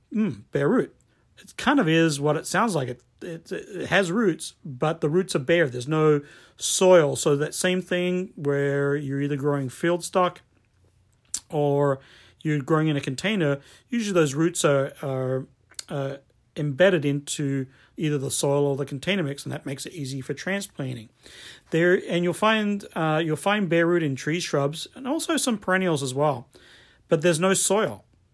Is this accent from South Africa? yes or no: no; Australia; moved away as an adult; now in United States; I remember the first time I came to the US from Australia and I was working at a garden shop or a garden center